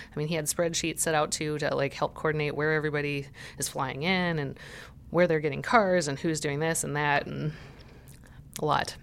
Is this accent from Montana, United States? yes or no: yes; Montana, United States; moved away; I'm from Montana